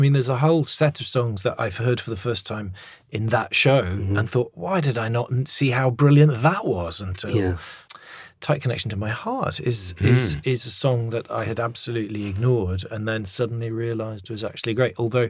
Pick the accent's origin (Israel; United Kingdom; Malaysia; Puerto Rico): United Kingdom; Scotland; but B, again, as a Scot, you're just like, right, we've been validated.